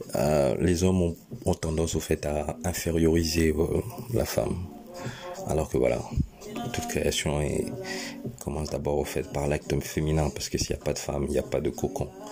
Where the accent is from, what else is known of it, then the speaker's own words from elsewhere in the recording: France; now in England, United Kingdom; je suis français de base, euh, mais j'habite en Angleterre